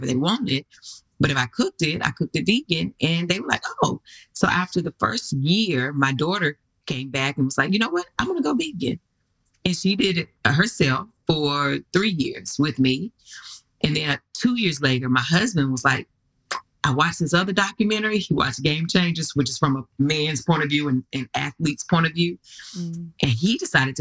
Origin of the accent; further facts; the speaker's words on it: North Carolina, United States; I'm from North Carolina